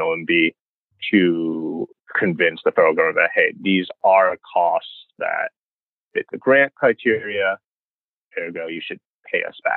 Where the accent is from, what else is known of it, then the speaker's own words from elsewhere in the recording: New York City, New York, United States; also born or lived in Baldwin, Nassau County, Long Island, New York / Albany, New York; I was born in Flushing, Queens, you know, got a rep Queens to Taiwanese immigrants